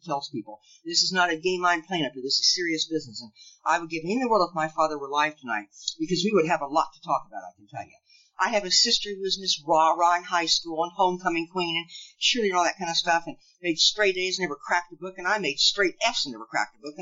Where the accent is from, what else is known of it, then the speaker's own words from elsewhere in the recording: Lincoln, Nebraska, United States; I grew up in Lincoln, Nebraska